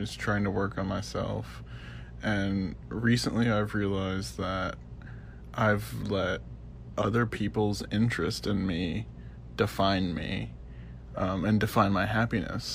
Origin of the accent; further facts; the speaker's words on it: Texas, United States; I'm from Texas.